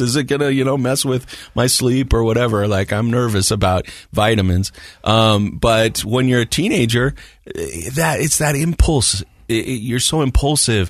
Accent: Morgan, United States; I grew up in Morgan

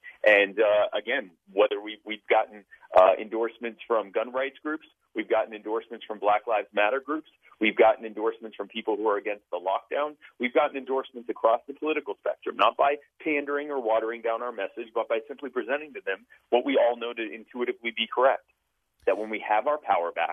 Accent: Myrtle Beach, South Carolina, United States; born or raised there; also born or lived in Baltimore, Maryland

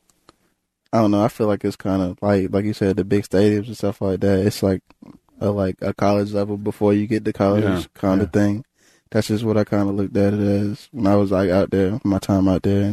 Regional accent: Pritchardville, South Carolina, United States; moved away as an adult; also born or lived in Texas; now in Seattle, United States; I grew up in Pritchettville

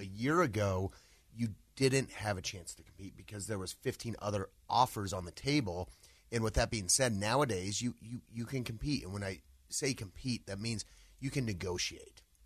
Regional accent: Littleton, Colorado, United States; also born or lived in Highlands Ranch, Colorado; I grew up, uh, in the Littleton area.

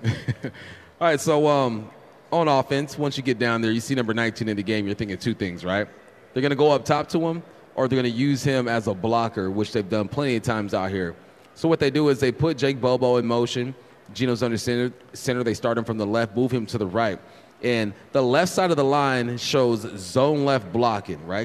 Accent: California, United States; I'm from California

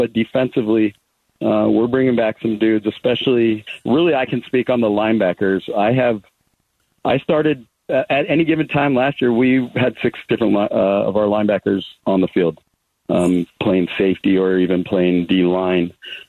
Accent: Southern California, United States; moved away as an adult; also born or lived in Los Angeles, California; now in Arizona, United States; I grew up in Southern California.

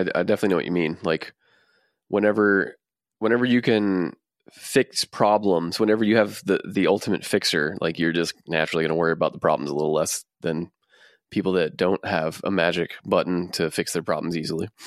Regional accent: Texas, United States; we're from Texas

